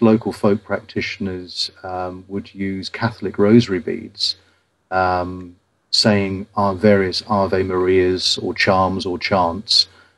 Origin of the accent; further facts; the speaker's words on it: Ipswich, East of England, United Kingdom; my hometown of Ipswich